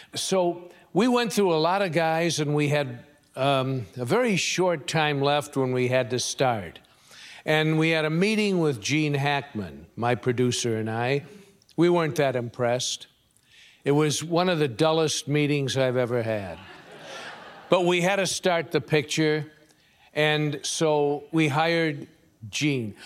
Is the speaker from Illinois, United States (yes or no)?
yes; Chicago, Illinois, United States; moved away as an adult; also born or lived in California; I'm from Chicago, and I used to ride the subways and the elevated trains all the time